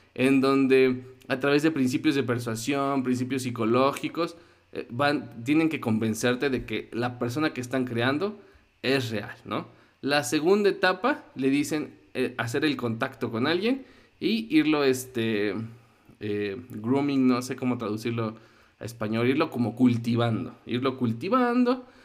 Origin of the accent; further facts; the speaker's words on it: Mexico City, Mexico; como chilango